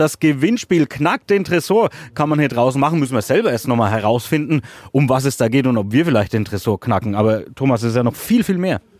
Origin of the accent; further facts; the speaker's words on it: Küps, Bavaria, Germany; in meiner Heimat in Küps